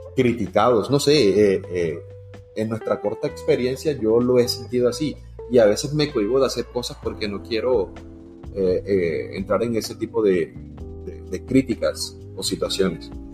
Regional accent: Montería, Córdoba, Colombia; moved away as an adult; now in Sincelejo, Colombia; Yo me, nací, me crié en Montería

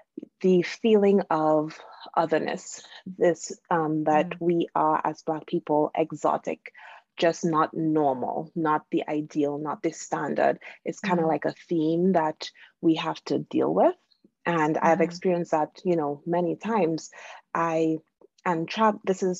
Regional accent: Trinidad & Tobago; moved away; I am originally from Trinidad and Tobago in the Caribbean.

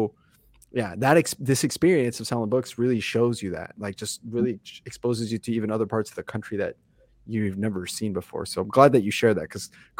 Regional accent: Grand Island, Nebraska, United States; I'm from Grand Island, so it's not a huge town

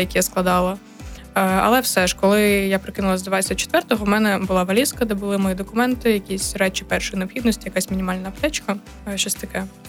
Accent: Kyiv, Ukraine; moved away as an adult; now in Chernivtsi, Ukraine; я з Києва, я навчаюсь КПІ

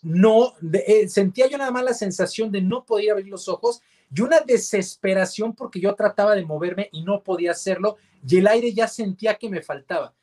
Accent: Mexico; como mexicanos

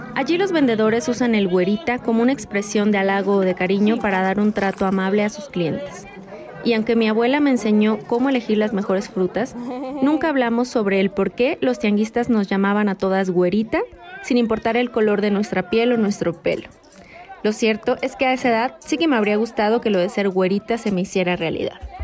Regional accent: Mexico; yo también soy de México.

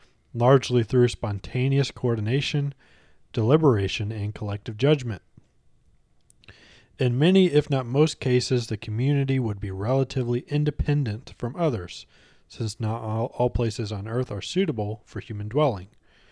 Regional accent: United States; Because I'm American.

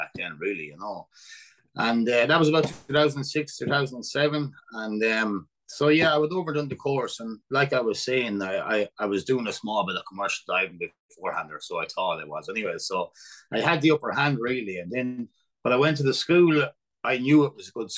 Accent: Moate, Leinster, Ireland; I'm originally from Moat, and I moved in that club when I was 10

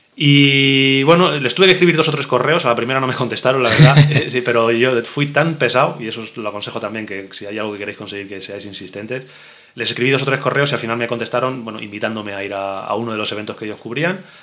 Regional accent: Madrid, Community of Madrid, Spain; yo nací en Madrid

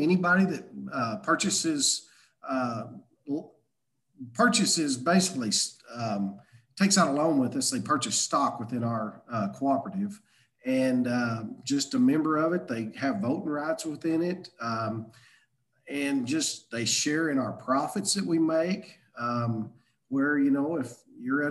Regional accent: Omaha, Arkansas, United States; I'm talking about Omaha, Arkansas

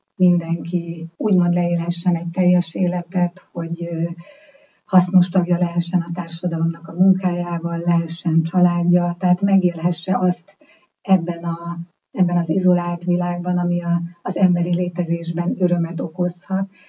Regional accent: Hungary; magyarok vagyunk

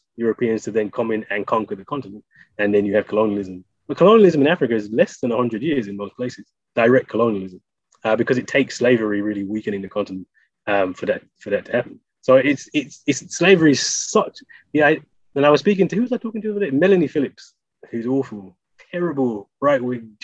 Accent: Birmingham, West Midlands, United Kingdom; I'm from Birmingham

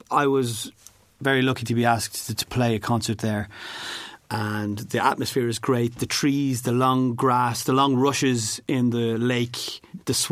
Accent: Ireland; moved away as an adult; now in Poznań, Poland

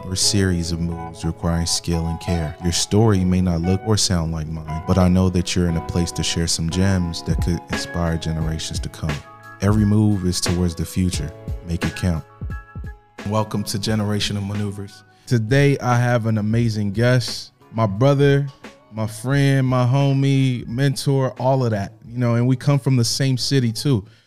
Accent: Indianapolis, Indiana, United States; born or raised there; now in Los Angeles, United States

